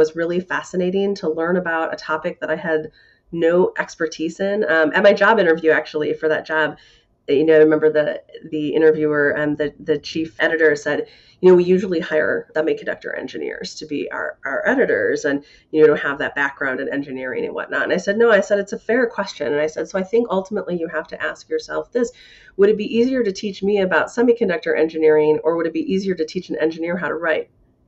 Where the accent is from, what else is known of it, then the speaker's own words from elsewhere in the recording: Grayslake, Illinois, United States; I grew up in Grays Lake, Illinois